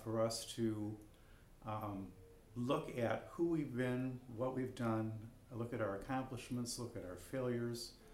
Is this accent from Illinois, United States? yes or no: yes; Chicago, Illinois, United States; also born or lived in Palm Springs, California; I'm from Chicago, Illinois. Although now I spend my winters in Palm Springs, California.